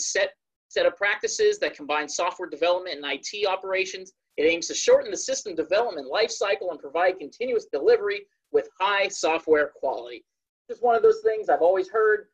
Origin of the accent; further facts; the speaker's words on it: Dublin, California, United States; moved away as an adult; also born or lived in Jacksonville, Florida; now in Maryland, United States; originally I'm from the California Bay Area, specifically Dublin.